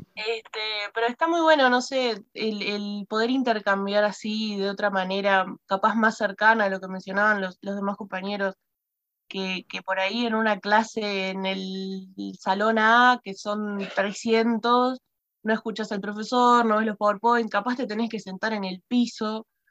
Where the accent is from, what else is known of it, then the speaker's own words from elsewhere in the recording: Maldonado, Uruguay; yo soy de Maldonado, y de Maldonado, onda cerca de José Ignacio, ni siquiera en el centro de Maldonado